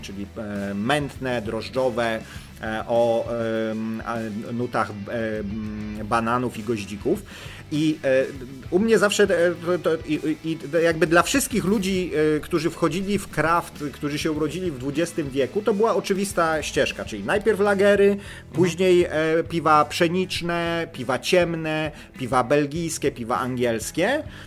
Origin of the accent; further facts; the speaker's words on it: Lower Silesian Voivodeship, Poland; u nas na Dolnym Śląsku